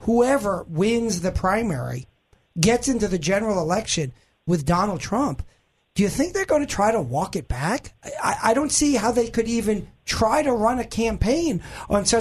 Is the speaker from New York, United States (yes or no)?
yes; New York, United States; moved away as an adult; now in Arkansas, United States; I was born and raised in New York.